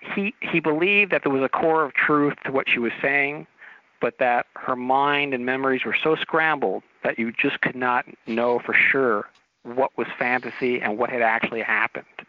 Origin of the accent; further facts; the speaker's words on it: Torrance, California, United States; I grew up in Torrance